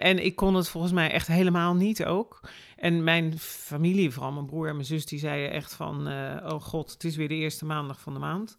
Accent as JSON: {"language": "Dutch", "town": "Rotterdam", "region": "South Holland", "country": "Netherlands", "tie": "born or raised there", "said": "Ik ben inderdaad geboren, geboren en getogen in Rotterdam"}